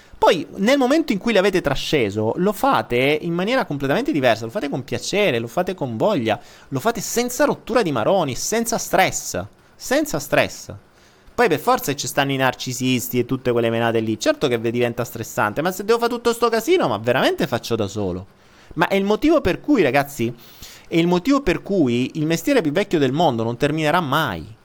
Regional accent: Italy; non dico più italiano

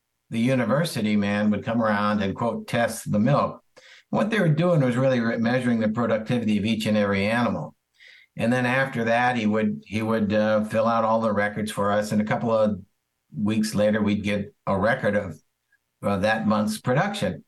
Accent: around St. Louis, Missouri, United States; We grew up around St. Louis.

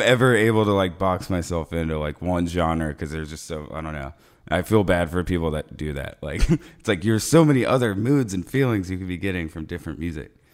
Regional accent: Ocala, Florida, United States; we're from Ocala, so it's like, like, like smack dab in the middle of Florida

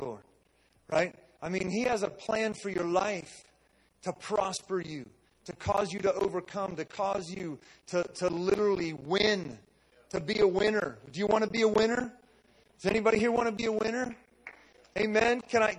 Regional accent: Western Pennsylvania, United States; moved away; also born or lived in West Virginia; I grew up in Steel Town, Western Pennsylvania, that lost jobs, man. I grew up in poverty.

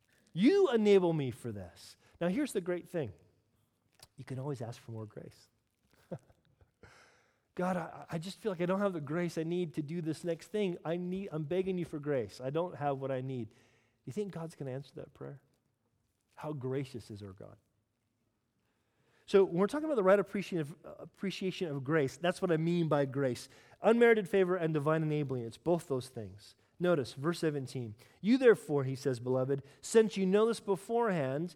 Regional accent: United States; I am American after all

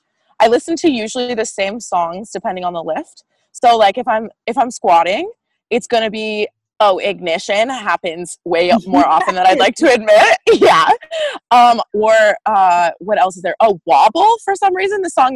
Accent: the South, United States; And growing up in the South, I always heard them rationalize things as like, oh, but she's a girl.

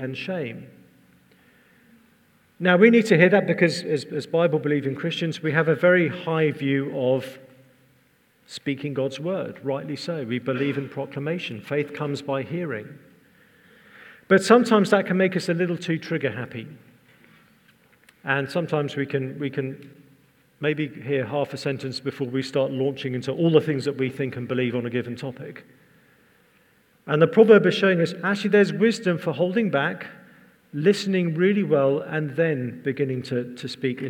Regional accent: England, United Kingdom; I'm English

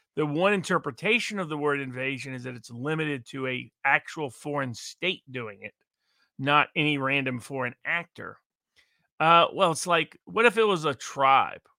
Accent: Chattanooga, Tennessee, United States; my hometown, …, Chattanooga

